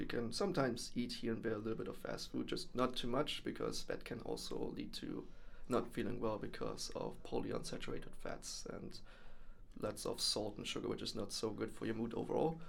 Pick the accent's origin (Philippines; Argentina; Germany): Germany; moved away as an adult; now in Netherlands; born and raised in Germany, came over here to the Netherlands uh, four years ago